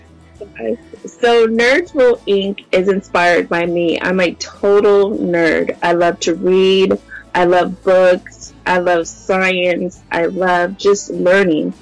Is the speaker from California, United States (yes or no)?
yes; San Diego, California, United States; I'm from San Diego, California